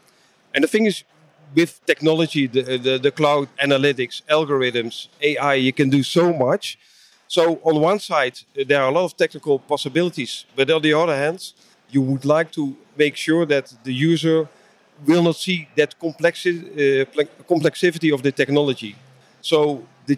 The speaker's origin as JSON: {"language": "English", "country": "Netherlands", "said": "I'm from the Netherlands, Europe"}